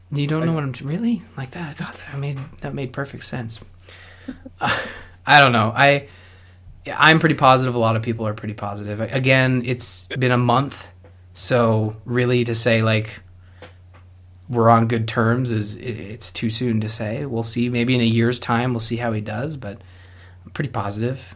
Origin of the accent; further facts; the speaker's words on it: Canada; I'm Canadian